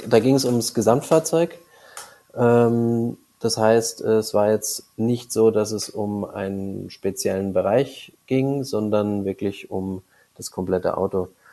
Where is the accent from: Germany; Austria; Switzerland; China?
Germany; Munich, Bavaria; komme aus München, also ich bin im Landkreis München aufgewachsen, in München geboren